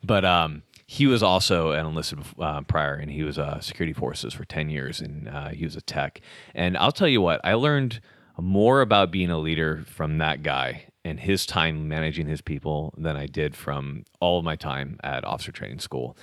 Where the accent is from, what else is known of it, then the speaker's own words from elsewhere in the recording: California, United States; moved away as an adult; also born or lived in Utah; I grew up in California, surfing, all that kind of stuff